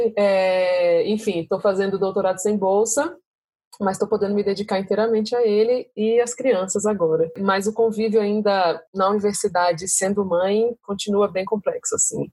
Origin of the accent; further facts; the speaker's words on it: Brasília, Federal District, Brazil; sou de Brasília, nasci aqui, vivo aqui desde então, há 36 anos